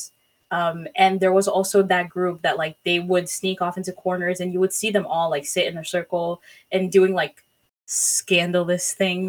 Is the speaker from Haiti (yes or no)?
yes; Haiti; moved away; I was born and raised in like in Haiti.